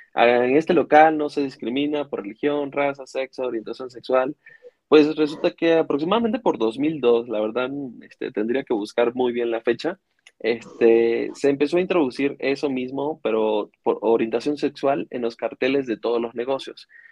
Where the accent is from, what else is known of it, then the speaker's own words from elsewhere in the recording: Venezuela; also born or lived in Iztapalapa, Mexico City, Mexico; now in Mexico City, Mexico; soy de Venezuela